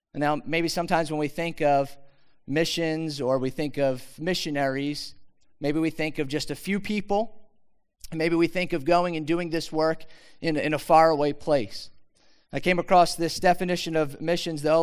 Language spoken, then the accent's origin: English; Philadelphia, Pennsylvania, United States; also born or lived in Mount Laurel, New Jersey; I grew up in Philadelphia. Anybody Philadelphia? Yeah actually Northeast Philadelphia.